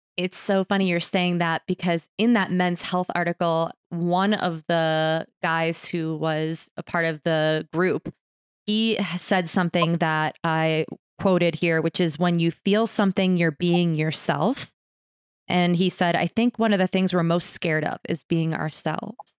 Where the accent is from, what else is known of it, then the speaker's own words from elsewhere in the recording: New York City, New York, United States; now in Boulder, United States; I was born in New York City and used to like like brag that like those sounds would lull me to sleep.